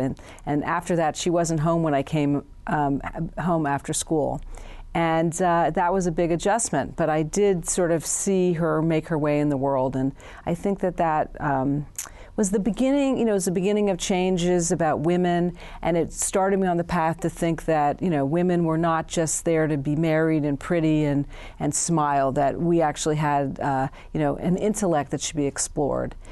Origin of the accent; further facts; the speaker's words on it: San Francisco, California, United States; I was born and raised in San Francisco